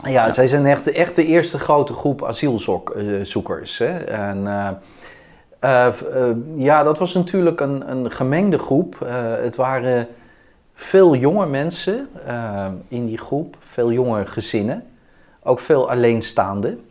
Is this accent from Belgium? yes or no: no; Utrecht, Netherlands; ben ik in Utrecht geboren en getogen.